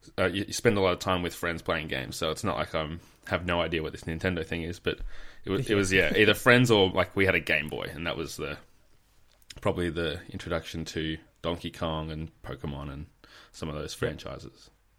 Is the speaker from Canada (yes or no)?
no; Adelaide, South Australia, Australia; now in Victoria, Australia; It's always good to talk to another South Australian. I was born in Adelaide, but have been over here in Victoria for far too long.